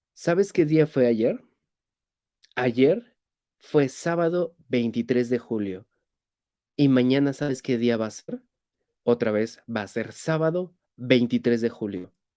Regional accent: Mexico; soy mexicano

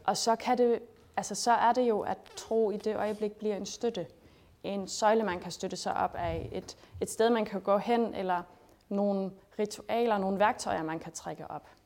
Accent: Schleswig-Holstein, Germany; moved away as an adult; also born or lived in Denmark; jeg er født og opvokset i Sydslesvig

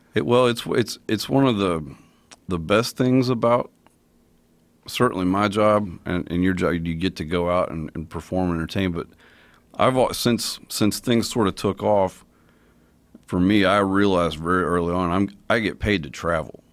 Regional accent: Kentucky, United States; I'm from Kentucky

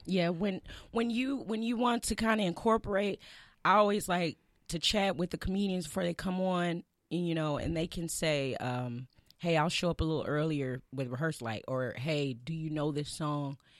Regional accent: Birmingham, Alabama, United States; I'm from Birmingham

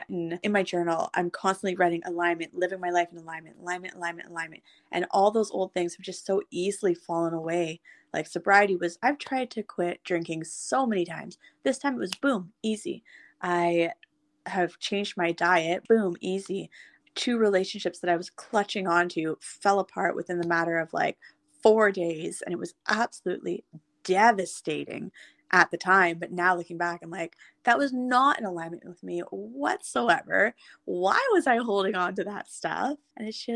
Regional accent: Ottawa, Ontario, Canada; moved away as an adult; I went home to Ottawa, and I now have such a love and appreciation for my hometown

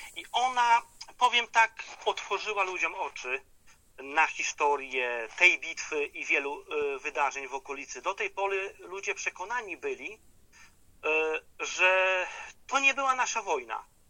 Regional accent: Izdebki-Kośmidry, Lublin Voivodeship, Poland; mojej rodzinnej izdebki Kośmidy

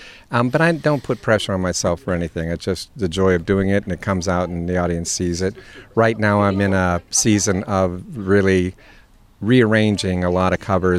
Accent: Grove City, Pennsylvania, United States; also born or lived in Arizona; now in Sewickley, United States; I grew up in Grove City.

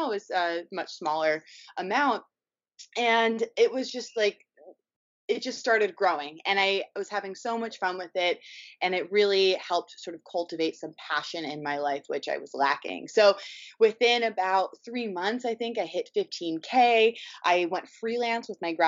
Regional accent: New York City, New York, United States; moved away as an adult; also born or lived in Los Angeles; I grew up in New York City, went to school in Los Angeles at USC, studied fine art.

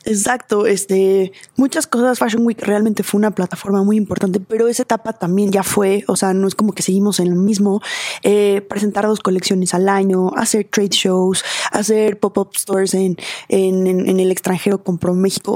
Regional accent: Mexico; como diseñadora mexicana

